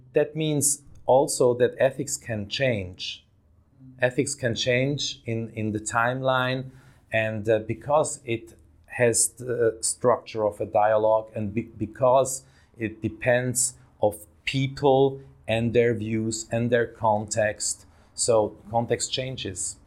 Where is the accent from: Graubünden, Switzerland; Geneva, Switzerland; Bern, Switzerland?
Graubünden, Switzerland; Davos; now in Zurich, Switzerland; I grew up in Switzerland, in that little Swiss town, uh, of Davos, in the mountains.